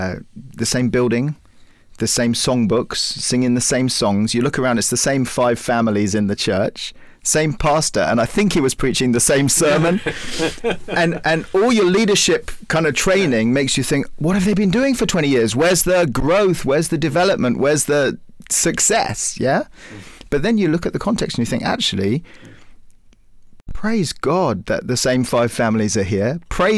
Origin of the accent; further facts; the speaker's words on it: Cyprus; We grew up in Cyprus, and Cyprus is quite a tough place for evangelical Christians.